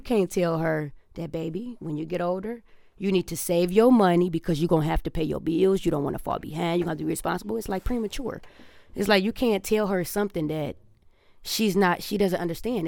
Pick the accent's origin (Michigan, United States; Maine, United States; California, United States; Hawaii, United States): Michigan, United States; Detroit; now in Los Angeles, United States; I came from Detroit